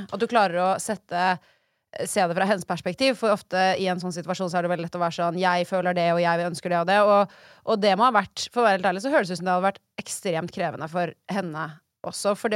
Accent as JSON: {"language": "Norwegian", "region": "Oslo", "country": "Norway", "said": "Uh, Ullern."}